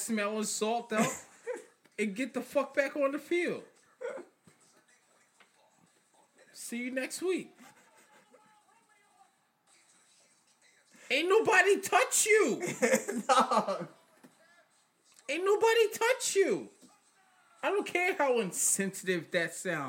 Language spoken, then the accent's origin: English; New York, United States; I'm a New Yorker.